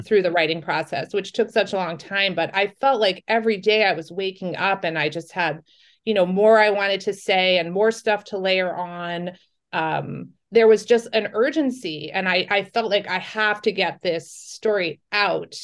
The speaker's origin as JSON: {"language": "English", "region": "New York", "country": "United States", "said": "I'm from New York"}